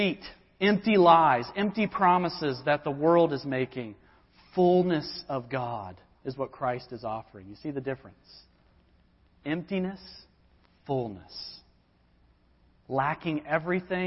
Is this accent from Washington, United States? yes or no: no; Georgia, United States; now in Lynchburg, United States; my home where I grew up in Georgia